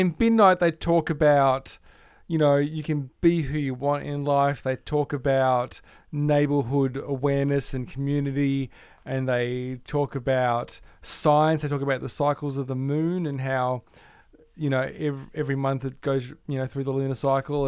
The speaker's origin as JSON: {"language": "English", "town": "Melbourne", "region": "Victoria", "country": "Australia", "tie": "born or raised there", "said": "I grew up in Melbourne"}